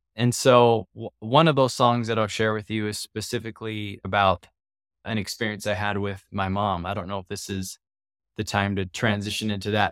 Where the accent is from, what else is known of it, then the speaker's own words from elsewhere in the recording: Southern California, United States; I grew up in Southern California is where I grew up